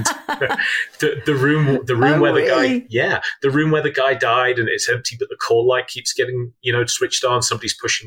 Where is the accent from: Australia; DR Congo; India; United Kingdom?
United Kingdom; Midlands; now in United States; I grew up in the Midlands in the UK.